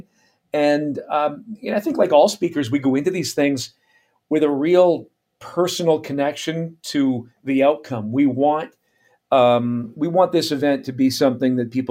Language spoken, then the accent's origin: English; Canada; moved away as an adult; also born or lived in United States / Caribbean; my career has taken me from my home country, Canada, into the U.S., and then into the Caribbean for a couple of years, and then back to Canada, where I'm currently based.